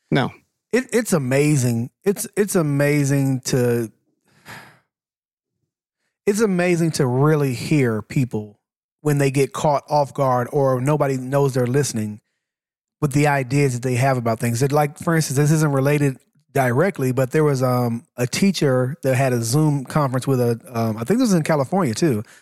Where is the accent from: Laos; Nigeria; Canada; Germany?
Laos; I'm shit. from Laos.